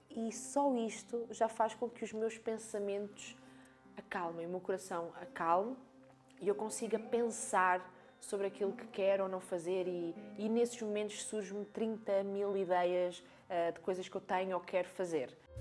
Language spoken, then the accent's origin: Portuguese; Algarve, Portugal; accent: Algarvian; eu também sou algarvia, nota-se bem aqui pela minha fala